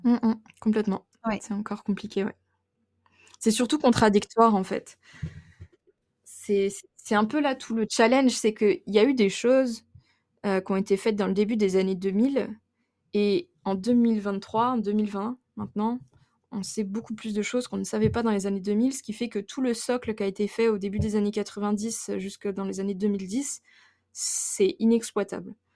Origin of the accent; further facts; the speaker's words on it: Burgundy, Bourgogne-Franche-Comté, France; moved away as an adult; now in Le Tampon, Réunion; je viens de Bourgogne et non pas d'Auvergne, dans un petit village qui s'appelle Guignon.